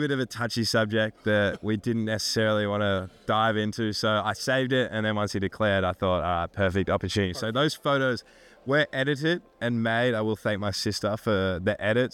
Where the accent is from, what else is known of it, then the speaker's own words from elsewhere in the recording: Australia; moved away as an adult; now in United States; growing up in Australia